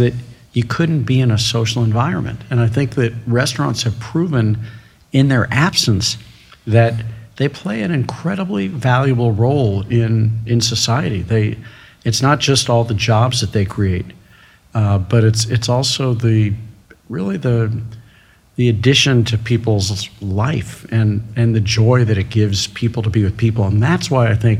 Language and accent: English; St. Louis, Missouri, United States; a kid growing up in St. Louis